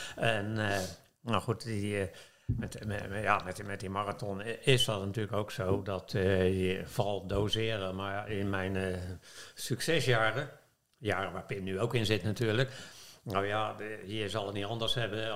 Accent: The Hague, South Holland, Netherlands; als geboren Hagenees

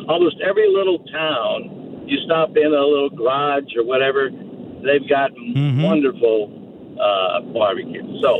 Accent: St. Louis, Missouri, United States; moved away as an adult; now in Texas, United States; I grew up in St. Louis, went to Mizzou, but I got into teaching overseas. Now I live in Texas

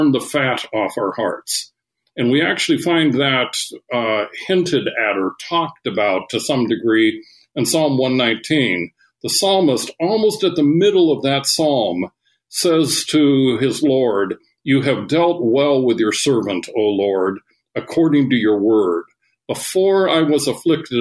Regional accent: Seattle, Washington, United States; I grew up in Seattle, Washington

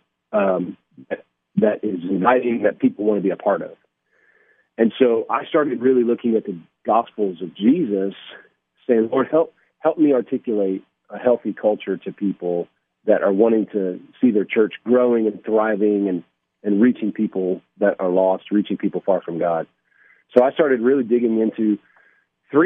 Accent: Johnson City, Tennessee, United States; now in Clarksville, United States; I actually grew up in Johnson City, Tennessee, so great to be on the air following somebody from my hometown

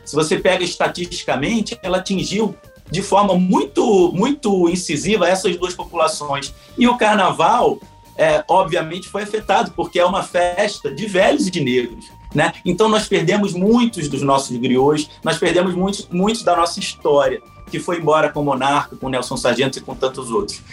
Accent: Rio de Janeiro, Brazil; eu sou nascido em Madureira, que é o subúrbio do Rio de Janeiro, e A, a cultura carnavalesca, a cultura do subúrbio, né, ela é muito, ela tem uma relação muito forte com a cultura negra, né, a culinária, né, as festividades. Então, eu fui criado nesse caldeirão ali de Madureira

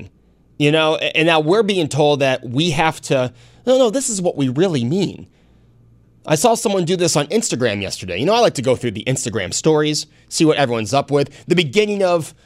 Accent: Hornell, New York, United States; growing up in Hornell, New York

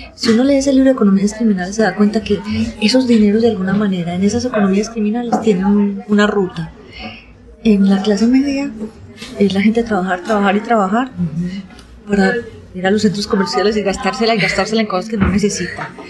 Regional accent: Antioquia, Colombia; accent: paisa; Fui una niña que estudió en varios colegios, además. Entonces yo he andado la ciudad

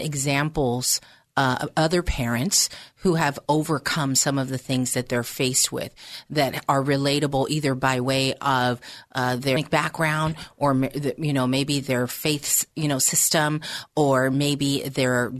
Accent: Pennsylvania, United States; now in Bay Area, United States; my hometown of Pennsylvania

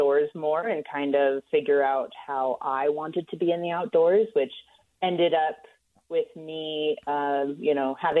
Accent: southeastern plains of Colorado, United States; I am from Colorado. That's where I grew up, on the southeastern plains.

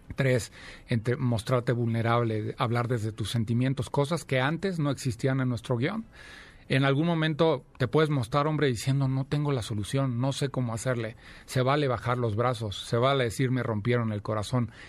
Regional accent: Celaya, Guanajuato, Mexico; moved away as an adult; now in Mexico City, Mexico; nací en Celaya, Guanajuato, llevo ya veintitantos años, 24 años viviendo aquí en la Ciudad de México

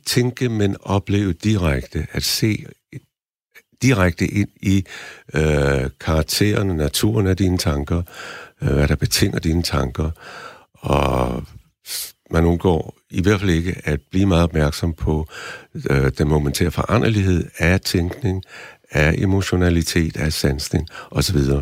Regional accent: Denmark; jeg var den eneste dansker, der, der mediterede

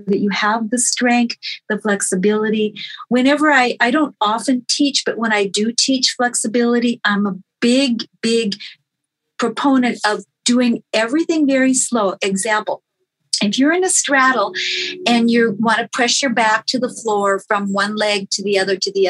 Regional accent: North Dakota, United States; I grew up in North Dakota

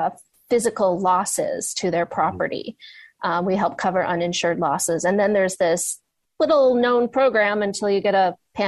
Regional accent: Detroit, Michigan, United States; moved away as an adult; also born or lived in Washington, D.C.; now in San Francisco, United States; So I'm from Detroit. That's my hometown. Michigan's my home state.

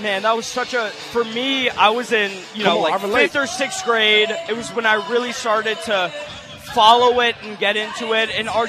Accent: Bethesda, Maryland, United States; I'm from Bethesda, Maryland.

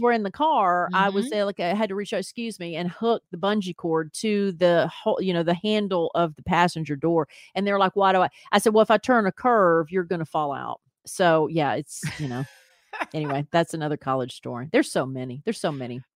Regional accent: Columbia, Tennessee, United States; MTSU was close to my hometown of Columbia, Tennessee

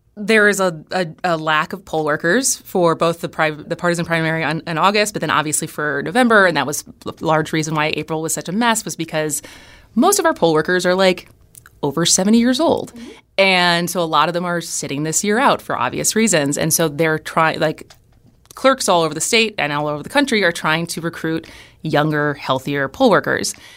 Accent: Madison, Wisconsin, United States; moved away as an adult; also born or lived in Los Angeles / Berkeley / San Francisco / New York; now in Wisconsin Rapids, United States; I grew up in Madison. I've lived in Los Angeles, Berkeley, San Francisco, New York

